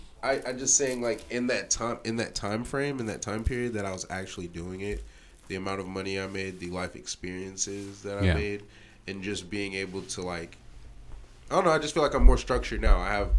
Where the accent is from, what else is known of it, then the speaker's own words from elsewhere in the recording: South Carolina, United States; No. My dad retired there. I'm originally from South Carolina. I'm just a Navy brat.